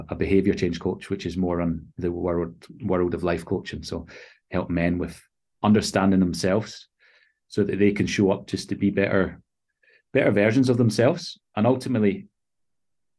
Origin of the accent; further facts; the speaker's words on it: Glasgow, Scotland, United Kingdom; now in London, United Kingdom; I was born and raised in Scotland, Glasgow, Scotland, in the UK.